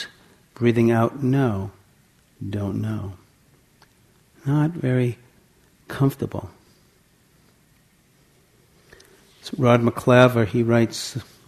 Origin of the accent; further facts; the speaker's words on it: Santa Cruz, California, United States; my hometown in Santa Cruz